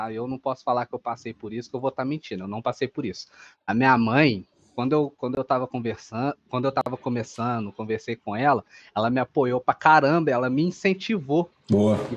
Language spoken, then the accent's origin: Portuguese; São João del-Rei, Minas Gerais, Brazil; São João Del Rei, Minas Gerais. É uma cidade histórica aqui onde eu moro, na real.